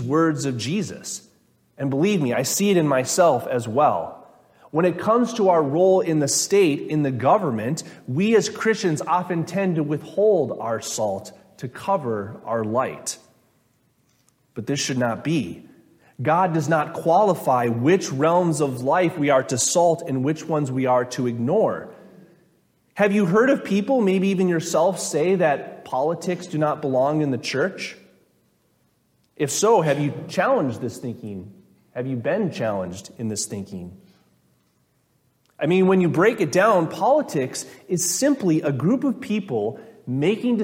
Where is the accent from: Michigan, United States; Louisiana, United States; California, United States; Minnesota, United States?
Minnesota, United States; I'm from Minnesota